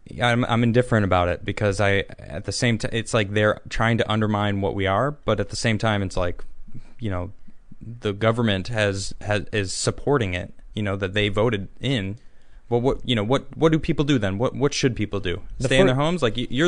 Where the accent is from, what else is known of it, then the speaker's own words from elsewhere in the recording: United States; I'm very American in that sense